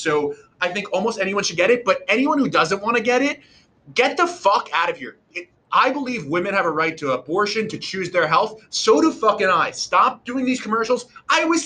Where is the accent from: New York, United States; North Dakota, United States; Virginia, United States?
New York, United States; as a New Yorker